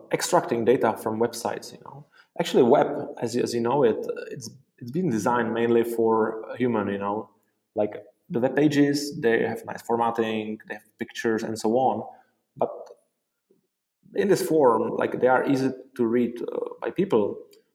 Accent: Prague, Czechia; also born or lived in Dublin, Ireland; I am from Prague, the Czech Republic, and I studied computer science and software engineering here in Prague

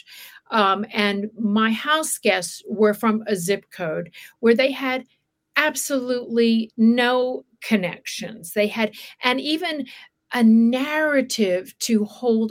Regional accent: Alabama, United States; also born or lived in Wilmington, Delaware; now in Los Angeles, United States; I was born in Alabama, and at a certain point, my father's businesses tanked. We uprooted ourselves. We lost our home, lost the businesses. We drove to live with my aunt in Delaware, Wilmington, Delaware

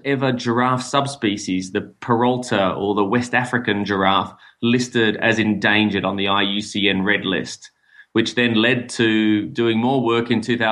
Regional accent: Melbourne, Victoria, Australia; moved away as an adult; also born or lived in Sydney, Australia; now in Namibia; I'm from Melbourne, Australia originally

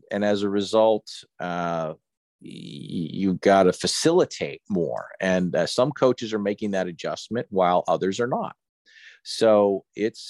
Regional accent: Philadelphia, Pennsylvania, United States; moved away; I'm from Philly

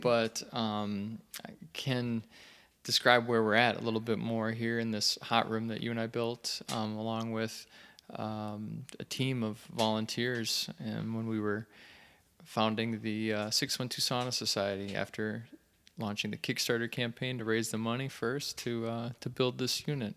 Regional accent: St. Cloud, Minnesota, United States; Saint Cloud, Minnesota

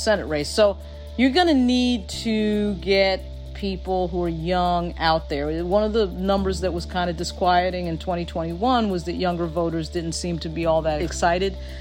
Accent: Long Island, New York, United States; also born or lived in Bronx, New York; I grew up on Long Island, but I was born in the Bronx.

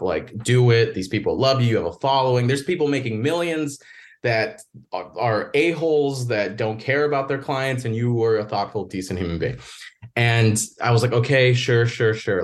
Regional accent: Northwest Indiana, United States; also born or lived in Chicago; I grew up in the Midwest, Northwest Indiana, right outside Chicago

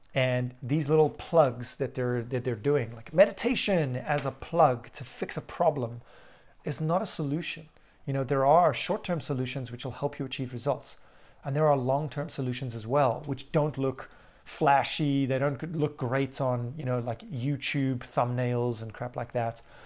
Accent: South Africa; Growing up in South Africa

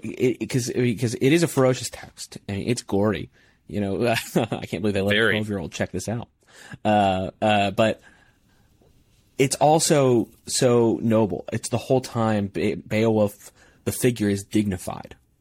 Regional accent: Midwest, United States; I am from the Midwest

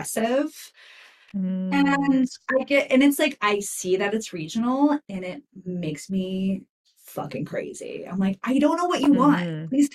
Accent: New York, United States; now in West Coast, United States; My family's Italian. Mm-hmm. We're from New York.

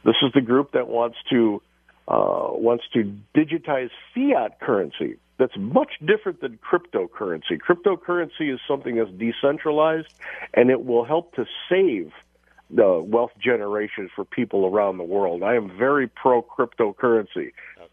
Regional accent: Chicago, Illinois, United States; who I grew up with here in Chicago

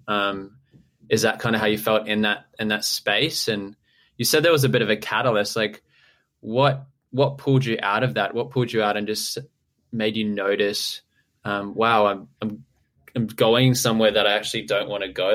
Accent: Townsville, Queensland, Australia; moved away; I'm from Townsville originally

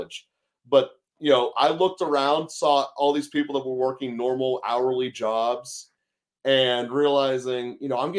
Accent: Pittsburgh, Pennsylvania, United States; I'm Pittsburgh, PA. My entire life, I've lived within 10 minutes of Heinz Field, including college

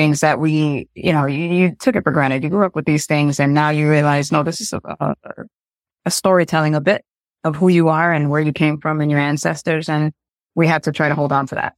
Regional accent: Rochester, New York, United States; now in New York City, United States; I was raised upstate in New York, um, in Rochester.

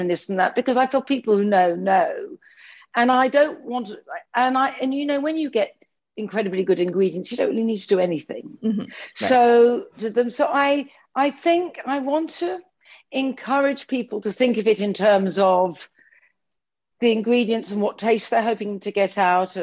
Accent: London, United Kingdom; I'm a Londoner and I'm in central London

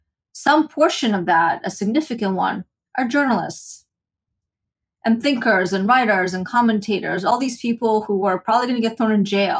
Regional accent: Kyiv, Ukraine; I'm from Kiev

